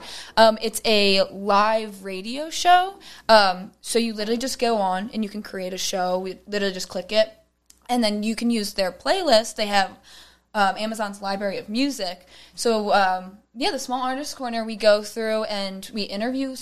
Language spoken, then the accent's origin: English; Delco, Pennsylvania, United States; we're all from Delco